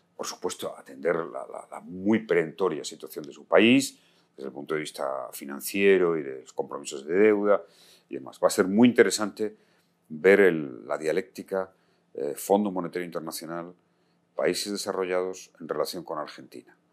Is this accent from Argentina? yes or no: no; Spain